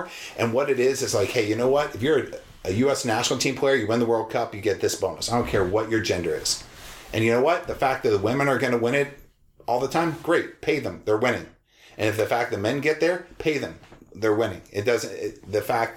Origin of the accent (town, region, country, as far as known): United States